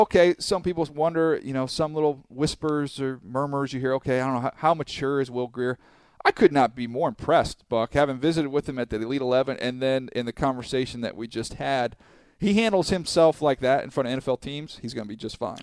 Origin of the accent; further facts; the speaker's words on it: San Diego, California, United States; I grew up in San Diego